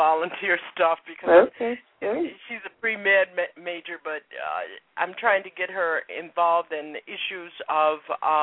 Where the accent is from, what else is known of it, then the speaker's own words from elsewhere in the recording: West Palm Beach, Florida, United States; moved away as an adult; also born or lived in Boston, Massachusetts; I'm originally from West Palm Beach, Florida